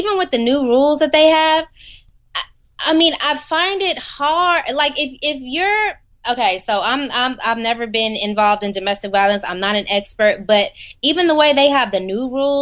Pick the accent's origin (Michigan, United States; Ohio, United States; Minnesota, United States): Michigan, United States; Detroit; now in Los Angeles, United States; I'm from Detroit. My parents are born and raised in Detroit.